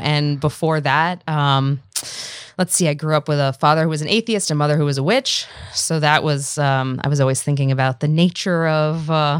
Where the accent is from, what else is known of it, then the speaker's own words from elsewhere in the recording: Washington, District of Columbia, United States; Washington, D.C.